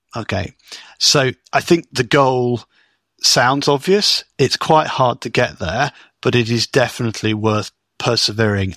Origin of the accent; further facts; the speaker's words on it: United Kingdom; as a Brit